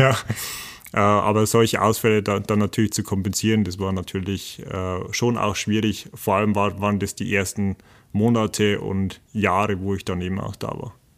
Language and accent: German; the region around the Bayerwaldhof, Bavaria, Germany; ich komme aus der Region hier, ich weiß, und ich kenne den Bayerwaldhof schon äh, seit meiner kleinen Kindheit